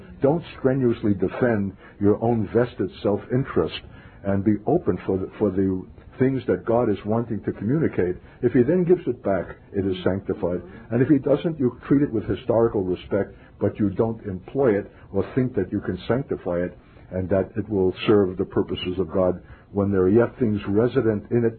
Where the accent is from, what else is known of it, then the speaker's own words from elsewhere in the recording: New York, United States; also born or lived in Berkeley, California / northern Minnesota; now in Minnesota, United States; I'm a New Yorker by birth.